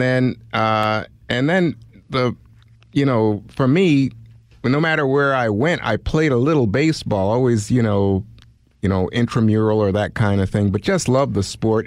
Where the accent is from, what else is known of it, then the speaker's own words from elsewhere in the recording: New York City, New York, United States; also born or lived in Panama; I was born in Panama, but I grew up in Brooklyn, New York, so from age four